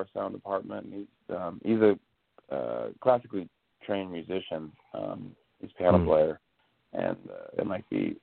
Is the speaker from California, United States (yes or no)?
yes; Orange County, California, United States; also born or lived in Los Angeles; I was born in Orange County